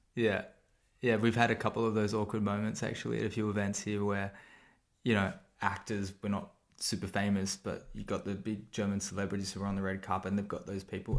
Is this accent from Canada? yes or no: no; Sydney, New South Wales, Australia; I'm from Sydney